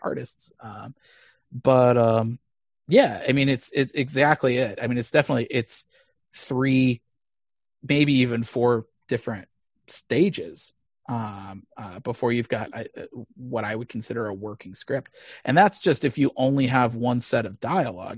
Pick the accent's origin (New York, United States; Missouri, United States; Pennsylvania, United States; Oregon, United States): Missouri, United States; moved away; I grew up in Missouri, uh, in a pretty conservative Jewish household